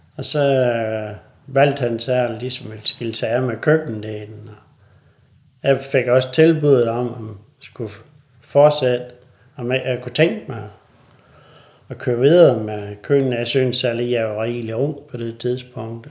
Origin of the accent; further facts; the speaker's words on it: North Jutland and Thy, North Denmark Region, Denmark; nu kommer vi her fra Nordjylland og Thy